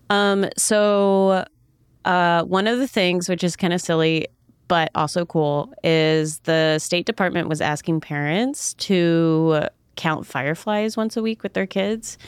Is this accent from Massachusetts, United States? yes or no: no; Southern Maryland, United States; also born or lived in North Carolina; now in Pittsburgh, United States; I grew up in Southern Maryland on an island, and then lived in North Carolina for a while and then moved here.